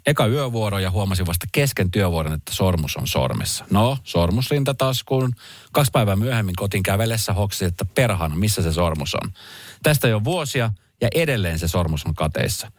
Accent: Helsinki, Uusimaa, Finland; mä oon Helsingistä

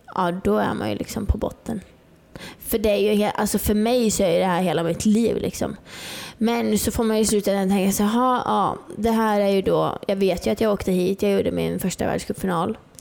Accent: Norrland, Sweden; moved away; jag är uppe från Norrland, jag bodde helt ute i skogen liksom

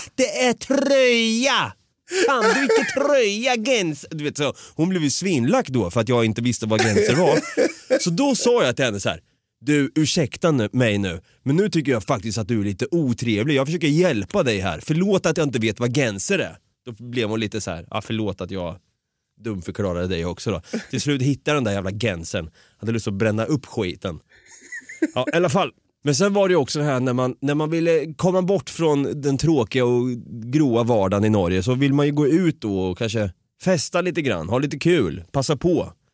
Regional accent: Sweden; moved away; also born or lived in Norway / Canada; jag är svensk nu, de hör att jag pratar svenska

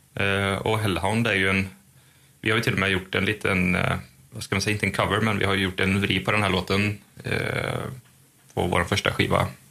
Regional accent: Sweden; vi är ju svenskar och har EU-pass

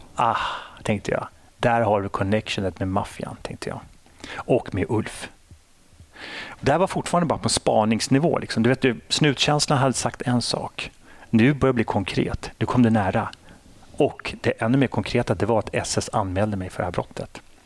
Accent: Sweden; jag är ju uppväxt i Sverige

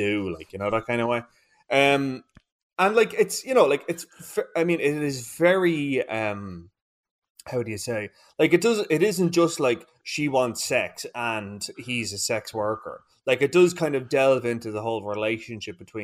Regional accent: Ireland; I think we as Irish people are so feckin' repressed at the best of times

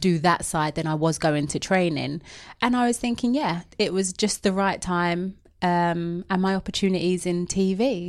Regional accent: London, United Kingdom; I know I've got an accent. I'm from the East End of London. Very proud of it.

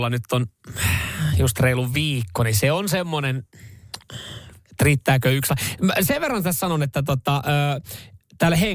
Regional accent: Vantaa, Uusimaa, Finland; Kato Länsi-Vantaa, Martin Laakso, mistä mä oon kotoisin.

